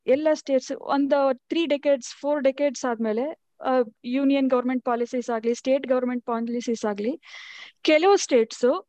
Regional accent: a village near Tiptur, Karnataka, India; moved away as an adult; also born or lived in Tumakuru; now in Bengaluru, India; ನಾನು ಬೇಸಿಕಲಿ ತಿಪ್ಟೂರ್ ಹತ್ರ ಹಳ್ಳಿ ನಮ್ದು ಅಲ್ಲಿ ಹುಟ್ಟಿ ಬೆಳೆದಿದ್ದು ತುಮಕೂರಲ್ಲಿ ಓದಿ ಓದಿದ್ದು

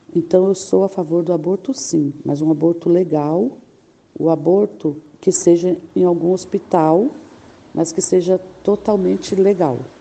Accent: São Miguel Paulista, São Paulo, Brazil; eu sou de São Miguel Paulista

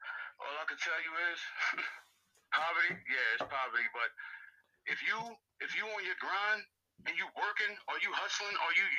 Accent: Trenton, New Jersey, United States; Growing up in Trenton, man, it's just like growing up in any other inner city, bro.

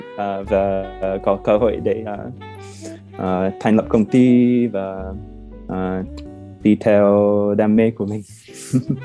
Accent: United States; Vietnamese is a second language; moved away as an adult; now in Hanoi, Vietnam; ở gần Washington DC gần quê của mình

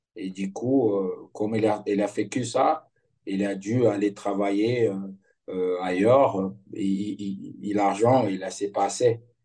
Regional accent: Pelotas, Rio Grande do Sul, Brazil; French is a second language; moved away as an adult; also born or lived in Netherlands / Lille, France / Lyon, France / Rome, Italy; je suis de Pelotas, du sud du Brésil

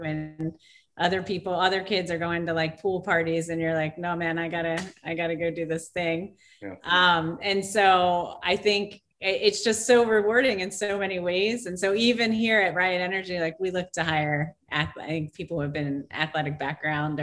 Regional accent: outside of Philadelphia, Pennsylvania, United States; now in Los Angeles, United States; I grew up in Pennsylvania, outside of Philadelphia

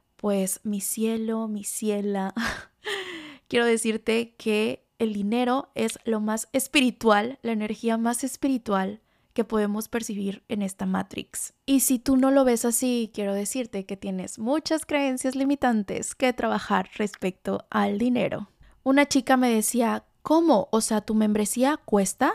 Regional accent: Tlalixcoyan, Veracruz, Mexico; moved away; mi pueblito Tlalixcoyan, en Veracruz

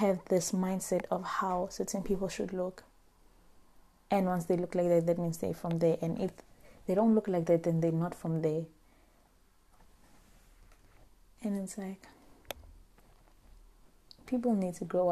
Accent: Limpopo, South Africa; I am from Limpopo because I am proud. I am from there and I'm proud of that.

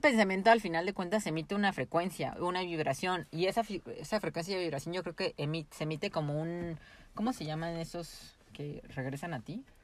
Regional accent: Mexico; somos un pueblo muy

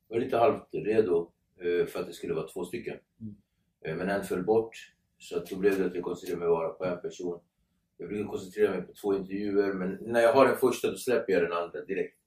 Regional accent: Nacka, Stockholm County, Sweden; Jag är uppväxt i Nacka

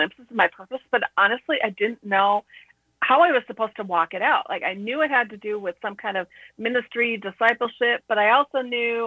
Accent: Midwest, United States; I grew up in the Midwest

